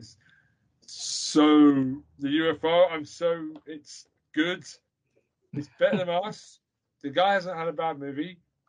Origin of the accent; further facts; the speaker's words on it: United Kingdom; I'm British.